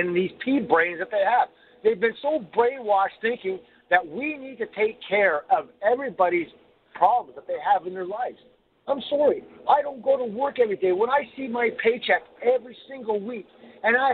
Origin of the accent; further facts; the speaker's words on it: Ontario, Canada; I'm from Ontario